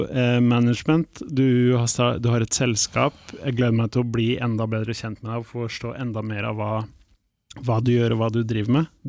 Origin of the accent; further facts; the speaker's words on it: Palestine; Eh, som palestiner så står han selvfølgelig mitt hjerte nær med det han la ut